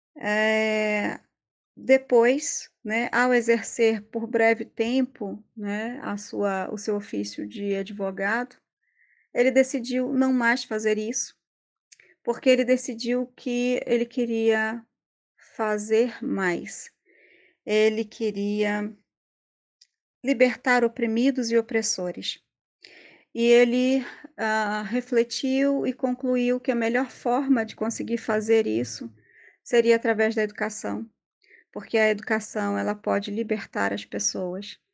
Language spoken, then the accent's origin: Portuguese; Rio de Janeiro, Brazil; moved away as an adult; now in Pernambuco, Brazil; eu sou do Rio de Janeiro, mas moro aqui em Pernambuco já faz bastante tempo